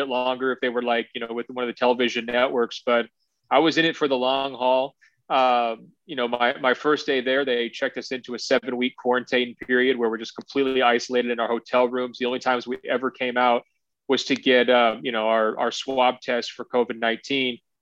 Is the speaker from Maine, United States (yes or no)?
no; Oregon, United States; my home state of Oregon